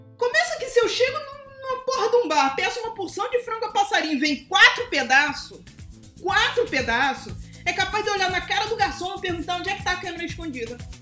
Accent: Petrópolis, Rio de Janeiro, Brazil; moved away; eu sou de Petrópolis, não moro lá, mas eu sou de lá. A minha família mora lá

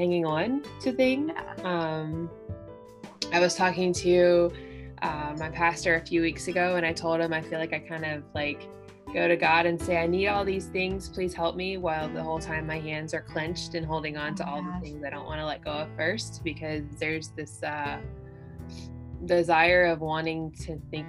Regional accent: South Carolina, United States; moved away as an adult; now in Cincinnati, United States; I'm a Southerner who's living in Ohio. I'm originally from South Carolina

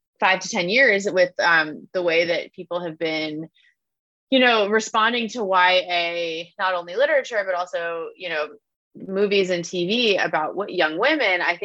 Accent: Long Island, New York, United States; also born or lived in Philadelphia, Pennsylvania; I went to a somewhat exclusive, Quaker prep school growing up on Long Island

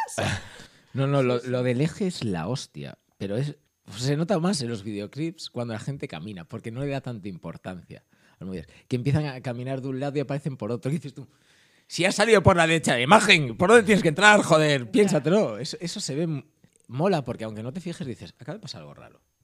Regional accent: Ourense, Galicia, Spain; moved away; yo soy de Urense

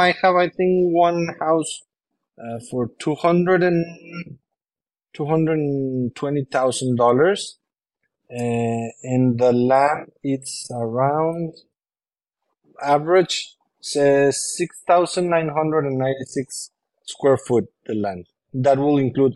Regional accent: Monterrey, Nuevo León, Mexico; English is a second language; moved away as an adult; now in Tulum, Mexico; I come from Monterrey, Mexico, which I love, but my house was surrounded by concrete and other houses

